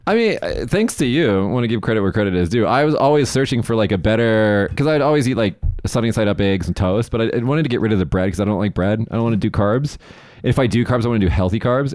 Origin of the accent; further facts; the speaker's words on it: United States; now in Japan; Growing up in America, you know, as a visually white male